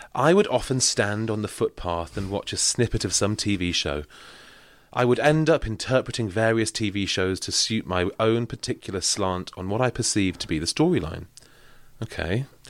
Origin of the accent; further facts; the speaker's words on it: Manchester, North West England, United Kingdom; I'm from Manchester.